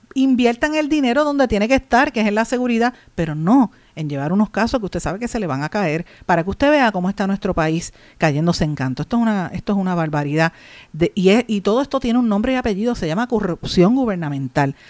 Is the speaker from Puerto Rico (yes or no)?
yes; Puerto Rico; representando a nuestro país